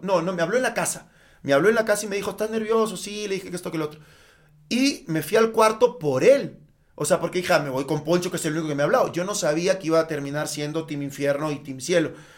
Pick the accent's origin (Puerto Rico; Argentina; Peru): Peru; moved away as an adult; now in Mexico; soy, peruano, soy peruano, peruano, peruano, bien, bien peruano, nacido allá como el ceviche